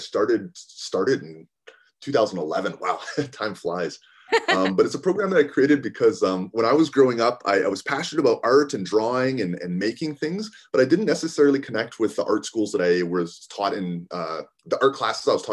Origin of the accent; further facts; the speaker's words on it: Calgary, Alberta, Canada; now in Edmonton, Canada; I live here. I've lived here for over a decade now. I grew up in Calgary